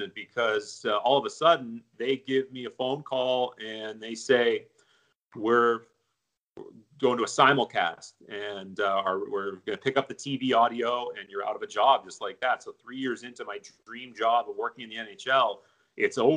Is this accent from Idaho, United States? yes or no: no; Pittsburgh, Pennsylvania, United States; working for my hometown team